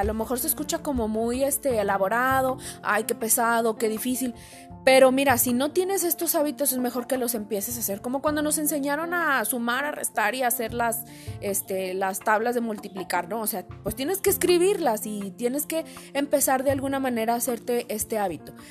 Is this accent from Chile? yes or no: no; Mexico; como mexicanos